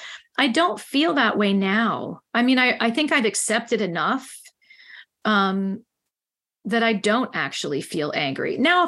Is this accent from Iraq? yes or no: no; Ireland; Oh, yes, I'm Irish. Yes, I can.